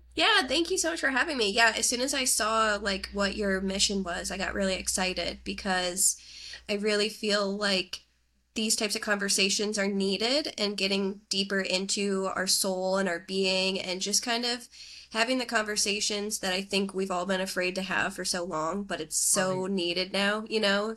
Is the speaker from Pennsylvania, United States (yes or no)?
yes; northeastern Pennsylvania, United States; now in Pittsburgh, United States; I grew up in northeastern Pennsylvania